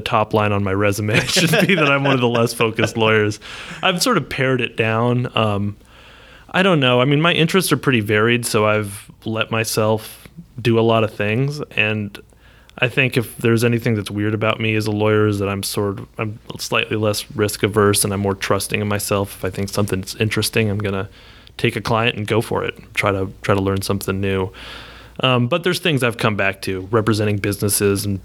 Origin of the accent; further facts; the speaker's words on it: Miles City, Montana, United States; also born or lived in Austin, Texas; now in Texas, United States; I grew up in a little town in eastern Montana called Miles City